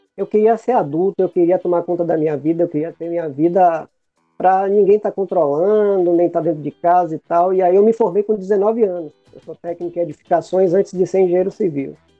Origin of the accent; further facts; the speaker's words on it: Bahia, Brazil; Eu sou um cara que sou da Bahia, sou teropolitano